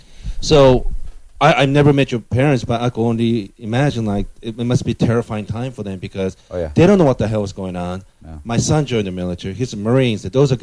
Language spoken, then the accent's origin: English; Japan; moved away; I'm from Japan